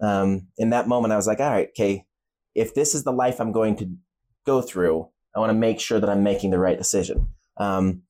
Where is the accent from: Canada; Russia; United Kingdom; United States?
United States; Utah; I'm born and raised in Utah. I'm an attorney out of Utah. Yeah. Spent my entire life here